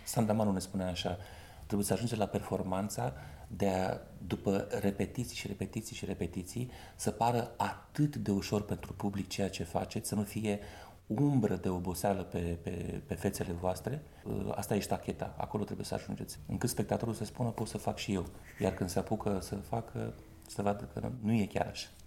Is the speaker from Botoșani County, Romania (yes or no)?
yes; Botoșani, Botoșani County, Romania; accent: Moldavian; moved away as an adult; now in Bucharest, Romania; dulcele grai moldovenesc, așa, că sunt din Botoșani